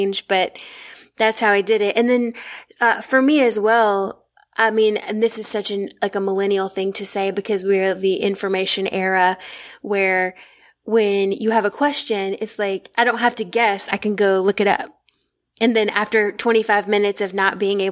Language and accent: English; the South, United States; if y'all can't hear it from my voice, I'm from the South. I'm not from Boston